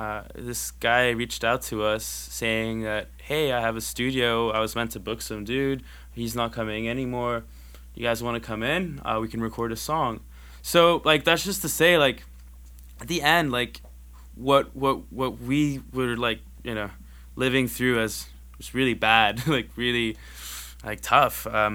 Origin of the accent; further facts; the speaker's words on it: Canada; Like, we're this band from Canada.